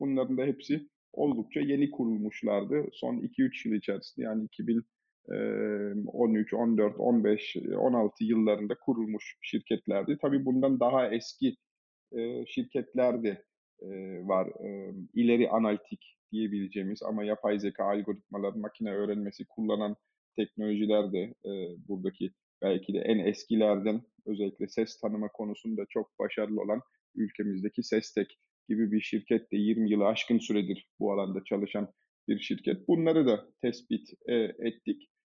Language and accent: Turkish; Germany; moved away as an adult; also born or lived in Munich, Germany; now in Turkey; Ben e, Almanya'da doğdum, büyüdüm. 23-24 e, yaşındayken Türkiye'ye geldim.